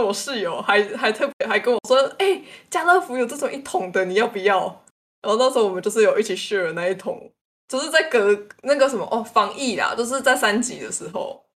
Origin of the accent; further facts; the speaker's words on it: Tainan, Taiwan; 安娜，我台南人呢，我吃这个才是应该的。